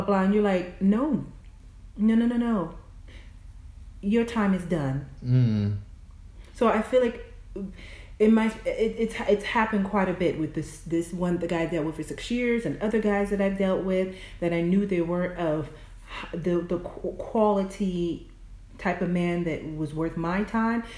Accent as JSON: {"language": "English", "region": "the South", "country": "United States", "said": "I'm from the South"}